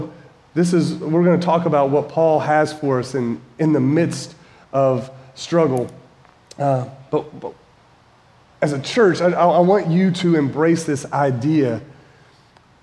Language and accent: English; Winston-Salem, North Carolina, United States; moved away as an adult; also born or lived in Indiana / Kentucky; My wife and I moved from Kentucky to Winston-Salem, which is my hometown, to start a church in 2009.